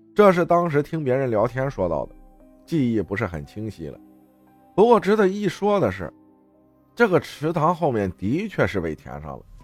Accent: northern Jiangsu, China; 我老家属于苏北，靠近山东

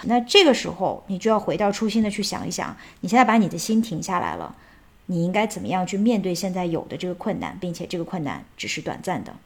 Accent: China; moved away as an adult; now in Netherlands; 在中国的养成带给了我很多的谦逊跟内敛

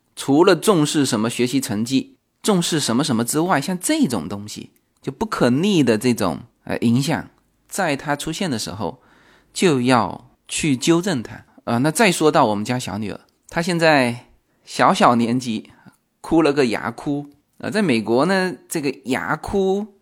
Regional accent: Fujian, China; accent: Fujian; 我们福建人发音的这个口音问题

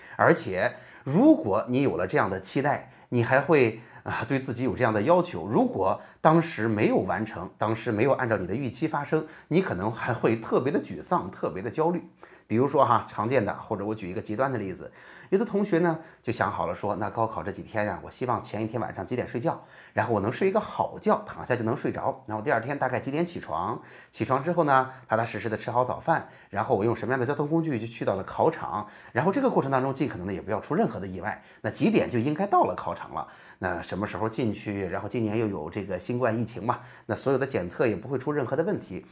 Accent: Jinan, Shandong, China; 我是济南的育英中学的

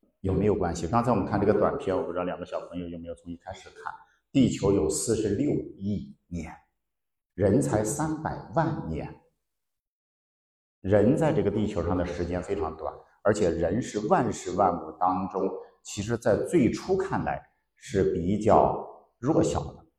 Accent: Sichuan, China; 我们四川人喜欢吃脑花

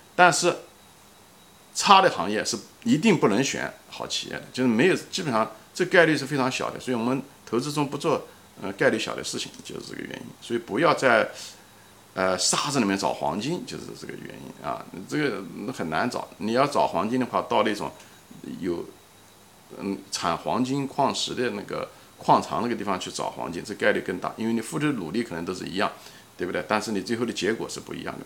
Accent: Ma'anshan, Anhui, China; moved away; 我曾经工作的一家公司，就是马刚公司，在安徽省马鞍山的公司，也是我的出生地

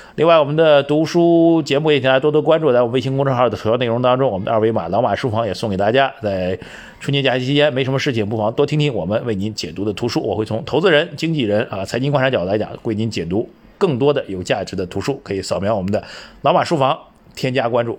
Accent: China; 我们中国人

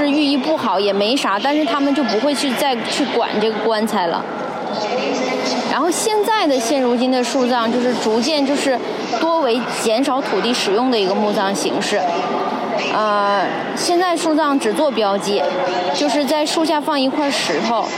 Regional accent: Qinhuangdao, Hebei, China; now in Beijing, China; 然后我是在北京一家互联网公司做教研的。我的家乡是秦皇岛

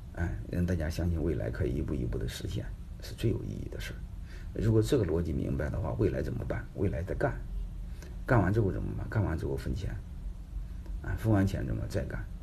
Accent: Henan, China; now in Jinan, China; 我是河南人，啊，都是老乡嘛

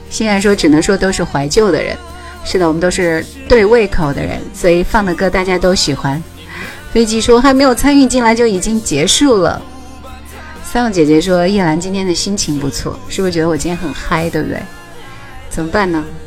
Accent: Hubei, China; 所有人都知道我是湖北的

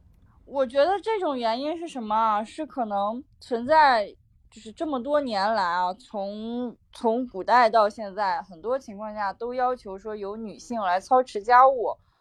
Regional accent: Shandong, China; also born or lived in Northeast China; 我是山东人

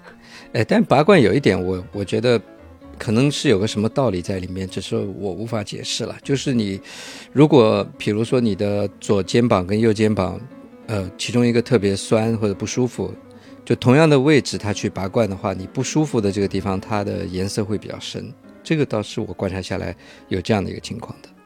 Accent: Shanghai, China; 我小的时候，在上海流行过一，一段时间

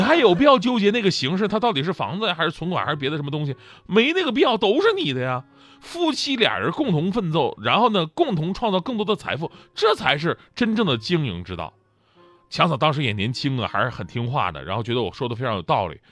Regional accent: Changchun, Jilin, China; 因为我们家是长春的嘛

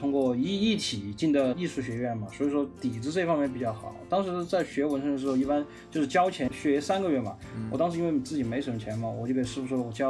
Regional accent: Chengdu, Sichuan, China; 嗯，大家好，我是来自成都的

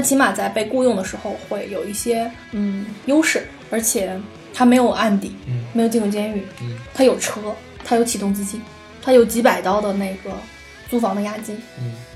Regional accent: China

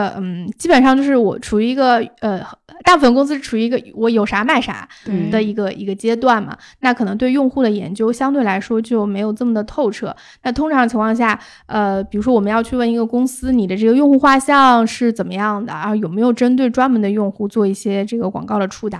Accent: China; 对，然后但是我们就是中国人，肯定就是你

